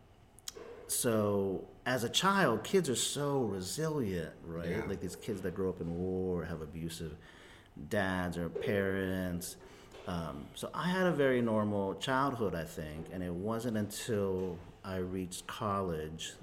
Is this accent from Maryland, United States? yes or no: yes; Gaithersburg, Maryland, United States; first language Spanish; English is a second language; also born or lived in El Salvador / Miami / Washington, D.C.; I grew up in suburban Maryland